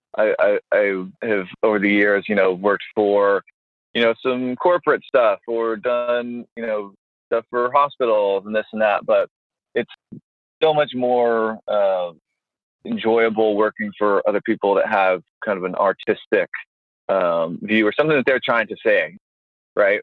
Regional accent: Tennessee, United States; I'm from Tennessee

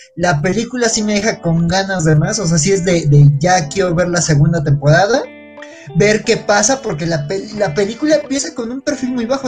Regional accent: Mexico City, Mexico; Yo que soy de la Ciudad de México

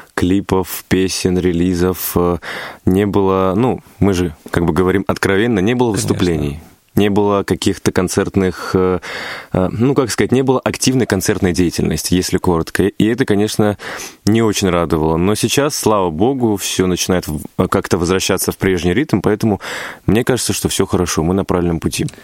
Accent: Stavropol Krai, Russia; мой родной край, где я родился, где я вырос

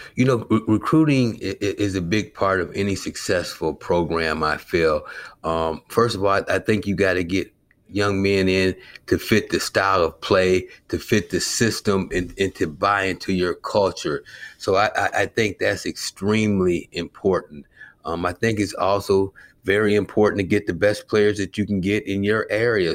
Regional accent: Clinton, Iowa, United States; also born or lived in Eugene, Oregon; now in Chicago, United States; growing up in Clinton, Iowa

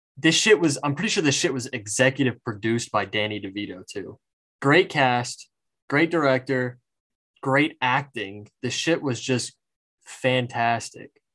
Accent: Georgia, United States; in my hometown

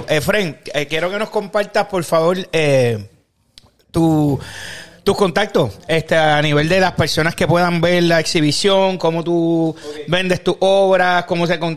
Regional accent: Puerto Rico; soy de la isla

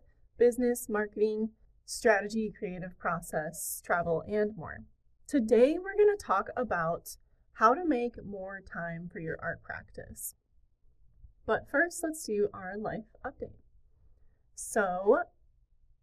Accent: Detroit, Michigan, United States; now in Michigan, United States; I grew up in the Detroit area, which is a very urban area

